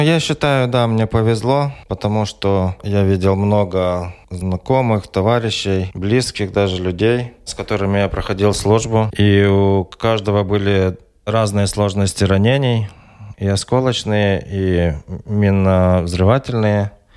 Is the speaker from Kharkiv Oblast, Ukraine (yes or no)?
no; Volodymyr-Volynskyi, Volyn Oblast, Ukraine; born or raised there; moved away as an adult; also born or lived in Ventspils, Latvia / Riga, Latvia; now in Poland